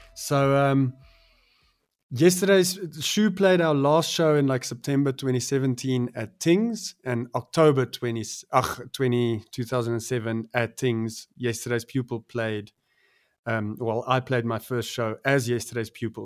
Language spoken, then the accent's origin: English; Pretoria, Gauteng, South Africa; growing up in the Mot, I still love the the moat